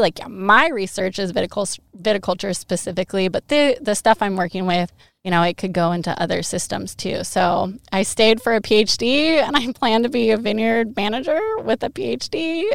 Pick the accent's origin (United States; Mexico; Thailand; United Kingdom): United States; Monroe, Washington; moved away as an adult; now in Eastern Washington, United States; Monroe High School. So I'm from Western Washington.